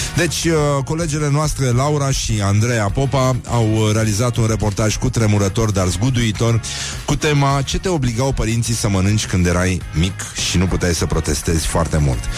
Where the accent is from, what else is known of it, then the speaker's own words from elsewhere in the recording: Romania; noi suntem români